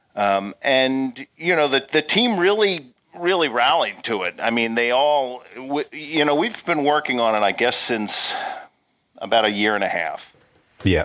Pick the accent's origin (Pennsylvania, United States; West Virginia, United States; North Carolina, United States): Pennsylvania, United States; I grew up in Pennsylvania